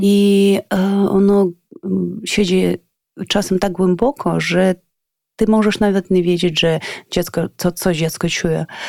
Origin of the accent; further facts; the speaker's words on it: Ivano-Frankivsk, Ivano-Frankivsk Oblast, Ukraine; Polish is a second language; moved away as an adult; now in Kyiv, Ukraine; jestem z Iwano-Frankiwska, a do Kijowa przyjechałam o 2005